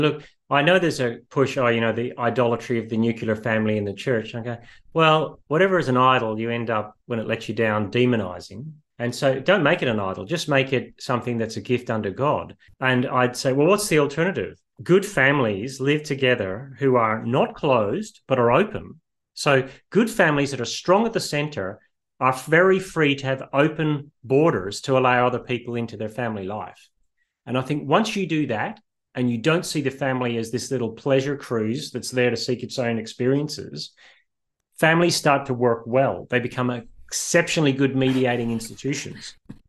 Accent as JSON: {"language": "English", "region": "Northern Ireland", "country": "United Kingdom", "tie": "born or raised there", "also_born_or_lived": "Australia", "said": "And I grew up in partly in Northern Ireland and partly in Australia."}